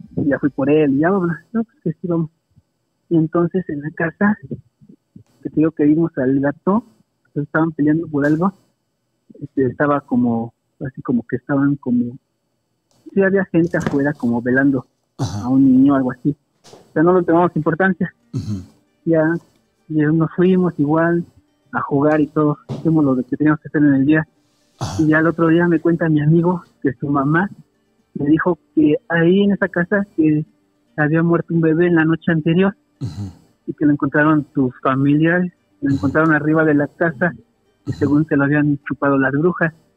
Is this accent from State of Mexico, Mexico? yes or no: yes; Toluca, State of Mexico, Mexico; Soy de Toluca